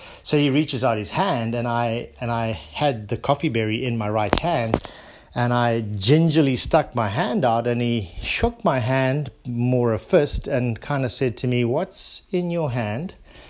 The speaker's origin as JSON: {"language": "English", "country": "South Africa", "tie": "born or raised there", "also_born_or_lived": "Zimbabwe", "said": "As I mentioned to you guys, I grew up in South Africa, or Southern Africa, first in Zimbabwe and then in South Africa."}